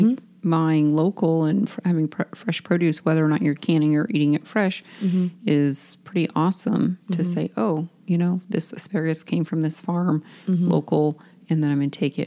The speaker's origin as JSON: {"language": "English", "region": "Eastern Oregon", "country": "United States", "moved": "yes", "said": "I'm from Eastern Oregon"}